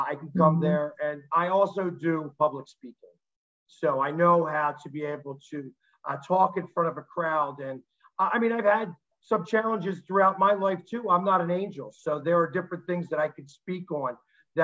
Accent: Delaware County, Philadelphia area, Pennsylvania, United States; also born or lived in Overbrook, Philadelphia; I've lived in Delco since I was 4 years old

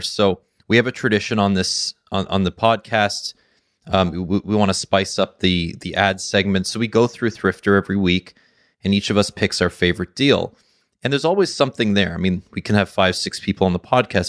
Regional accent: Canada; I'm Canadian

